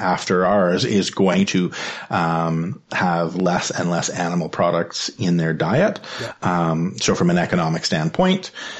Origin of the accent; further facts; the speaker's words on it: Ottawa, Ontario, Canada; I grew up in Ottawa. I lived in Ottawa for many years. I shouldn't say grew up because I lived in a whole bunch of different places, but I lived in Ottawa till I was 7. And then I lived back in Ottawa again, from like ages 13 to 15.